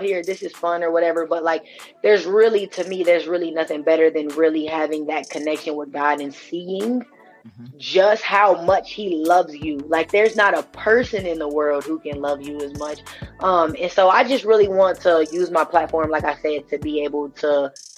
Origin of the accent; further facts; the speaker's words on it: Omaha, Nebraska, United States; I'm from Omaha